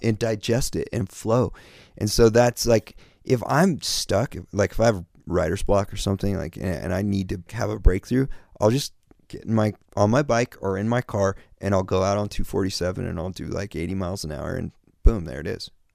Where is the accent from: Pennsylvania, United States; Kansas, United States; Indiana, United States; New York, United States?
Kansas, United States; born or raised there; moved away as an adult; now in Los Angeles, United States